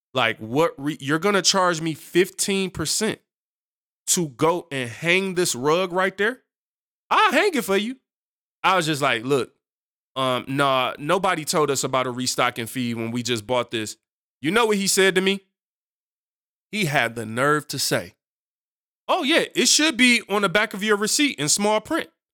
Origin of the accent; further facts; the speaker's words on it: United States; speaking as an American